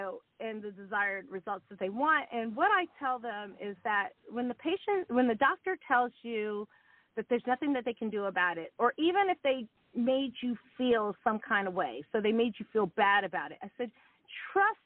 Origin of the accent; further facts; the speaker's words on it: Montgomery County, Maryland, United States; moved away as an adult; also born or lived in Washington, D.C. / New York; I was born in D.C. and raised in, like, Montgomery County, Maryland.